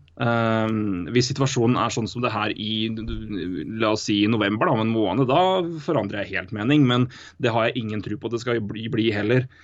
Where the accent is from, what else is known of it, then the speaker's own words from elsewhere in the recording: Elverum, Innlandet, Norway; accent: thick L; Jeg er fortsatt fra Elverum. Tjukk L er fint.